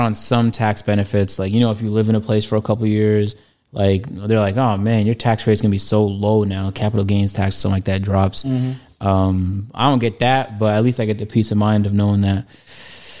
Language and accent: English; Toronto, Ontario, Canada; moved away